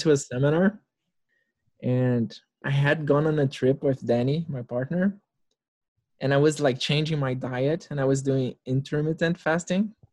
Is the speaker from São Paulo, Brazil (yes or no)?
no; Brasília, Federal District, Brazil; I'm in Brasilia, Brazil, the capital of Brazil, for those that don't know. And it's my hometown. This is where I was born.